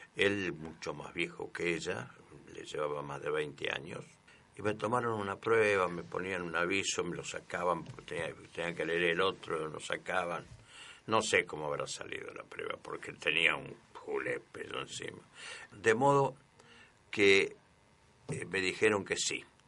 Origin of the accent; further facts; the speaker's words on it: Cruz Alta, Córdoba, Argentina; Yo soy de Cruz Alta.